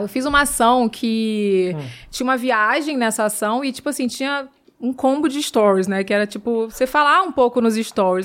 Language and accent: Portuguese; Rio de Janeiro, Brazil; moved away; eu vim lá da Pavuna